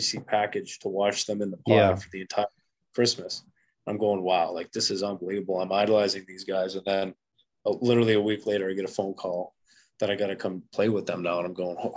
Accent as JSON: {"language": "English", "region": "Western Canada", "country": "Canada", "tie": "born or raised there", "moved": "yes", "lives_now": "North Dakota, United States", "said": "growing up in Western Canada"}